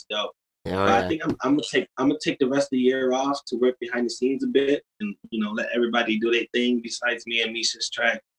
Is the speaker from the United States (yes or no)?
yes; Utica, New York, United States; Yeah. Oh, uh, Utica, New York.